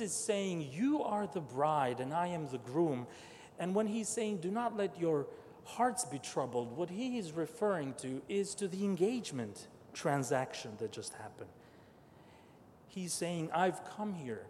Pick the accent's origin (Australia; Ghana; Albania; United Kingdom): Albania; moved away; I was born and raised atheist, and so was my family. Not because we wanted to, but we didn't have much choice. I was born in Albania